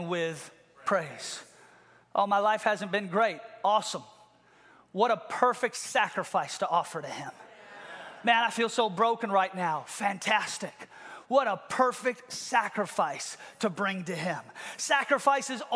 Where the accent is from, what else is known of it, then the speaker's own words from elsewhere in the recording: Seattle, Washington, United States; I grew up in Ballard